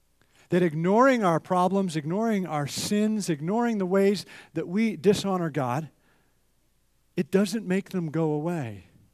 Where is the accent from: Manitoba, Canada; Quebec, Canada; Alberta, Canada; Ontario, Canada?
Alberta, Canada; Edmonton; So, grew up in Canada, and in Edmonton, they had ski hills right in the city, and I would take the bus with all my ski equipment, and I would ski about 5 days a week.